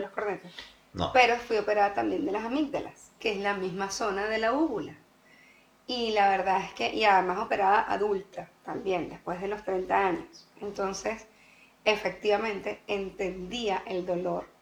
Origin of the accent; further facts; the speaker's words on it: Venezuela; also born or lived in Costa Rica; now in Sweden; nosotros somos venezolanos